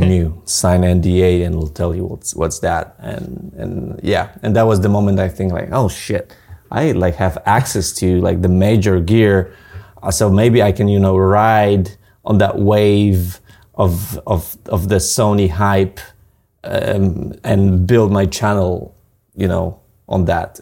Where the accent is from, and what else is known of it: Poland